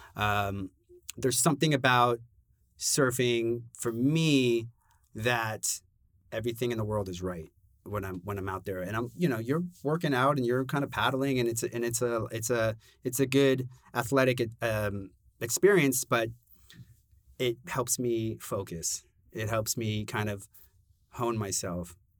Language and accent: English; Los Angeles, California, United States; moved away as an adult; also born or lived in Brooklyn, New York; now in New York, United States; born and raised in Los Angeles